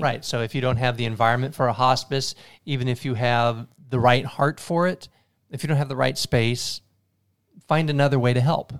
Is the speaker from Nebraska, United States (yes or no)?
yes; Tilden, Nebraska, United States; I'm from a small town, Tilden